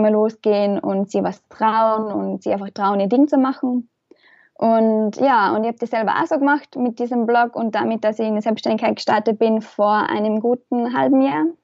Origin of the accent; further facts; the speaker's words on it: Austria; ich komme wie wahrscheinlich halt aus Österreich